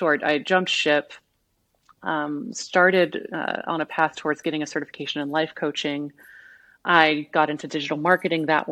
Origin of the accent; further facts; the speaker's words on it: Southwest Missouri, United States; I grew up in Southwest Missouri